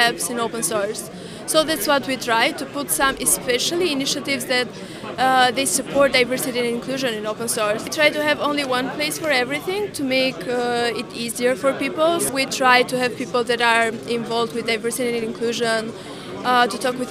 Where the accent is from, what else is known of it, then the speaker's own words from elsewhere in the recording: Albania; I'm from Albania